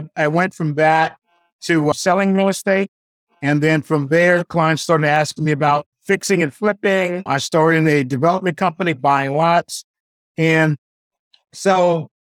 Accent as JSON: {"language": "English", "town": "Washington", "region": "District of Columbia", "country": "United States", "tie": "born or raised there", "said": "I was born at 61, very turbulent time in D.C., a few years before the race riots started."}